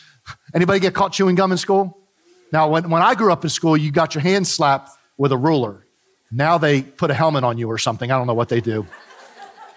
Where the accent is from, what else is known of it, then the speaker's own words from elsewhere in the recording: New Jersey, United States; Growing up in New Jersey, we had the beach real close to us